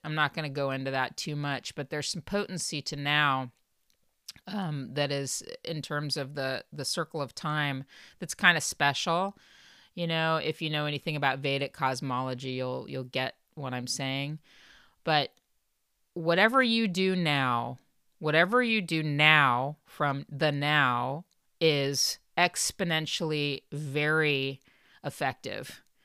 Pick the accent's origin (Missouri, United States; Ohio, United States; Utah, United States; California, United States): California, United States; Los Angeles County, Southern; born or raised there